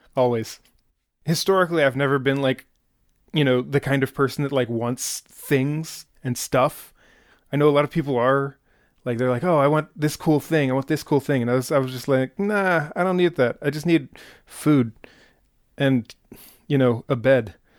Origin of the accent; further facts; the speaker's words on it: Pittsburgh, Pennsylvania, United States; I'm from Pittsburgh